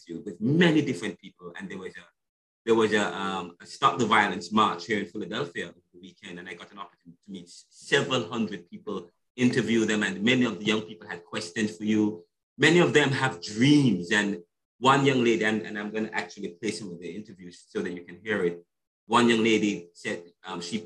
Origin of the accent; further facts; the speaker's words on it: Jamaica; I'm Jamaican. I'm from Jamaica.